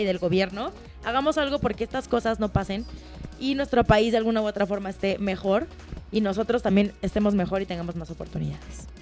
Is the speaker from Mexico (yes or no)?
yes; Mexico; ser mexicana